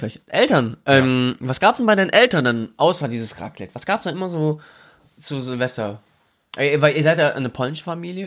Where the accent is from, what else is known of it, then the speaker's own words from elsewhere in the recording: Germany; ich bin Deutscher. Mein, mein Vater kommt aus Pakistan